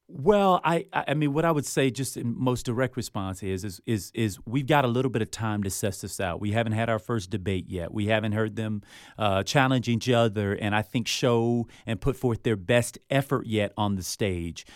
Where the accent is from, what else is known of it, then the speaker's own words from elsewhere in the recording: Miami, Florida, United States; growing up where I grew up, I mean, I'm from Miami